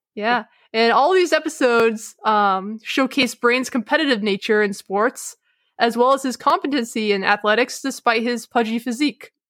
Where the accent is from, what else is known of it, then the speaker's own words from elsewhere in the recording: Massachusetts, United States; I'm from Massachusetts